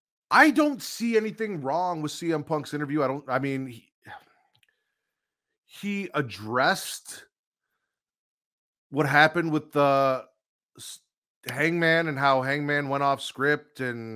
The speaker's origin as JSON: {"language": "English", "town": "Chicago", "region": "Illinois", "country": "United States", "also_born_or_lived": "Hoffman Estates, Illinois", "said": "We are from Chicago, Vince and I here, the Chicagoland area. You know, if you want to consider Hoffman Estate Chicago like WWE does, then I count. I did live in Chicago for quite a while, like in the city, so it counts."}